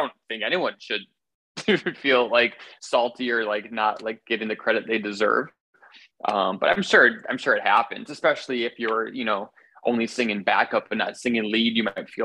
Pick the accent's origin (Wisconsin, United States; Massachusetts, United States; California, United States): Wisconsin, United States; Milwaukee; now in New York City, United States; I grew up in Milwaukee